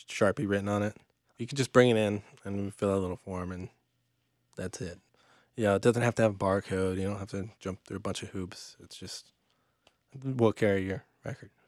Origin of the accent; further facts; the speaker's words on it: Atlanta, Georgia, United States; now in Charlotte, United States; I grew up in Atlanta